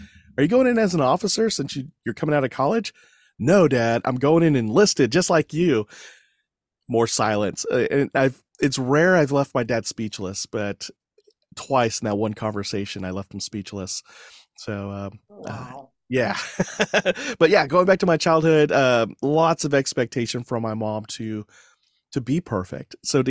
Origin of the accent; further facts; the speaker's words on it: Fort Sill, Oklahoma, United States; born there; My dad was in the Army, military policeman, and I was born in Fort Sill, Oklahoma.